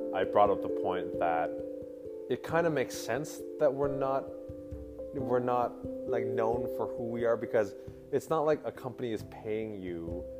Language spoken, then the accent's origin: English; Pembroke, Ontario, Canada; now in Ottawa, Canada; I was born and raised in Pembroke.